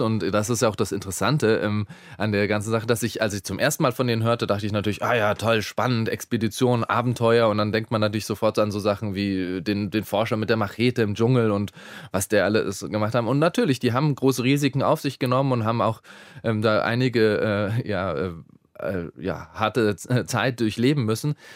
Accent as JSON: {"language": "German", "region": "Bavaria", "country": "Germany", "tie": "born or raised there", "said": "ich bin in Bayern aufgewachsen"}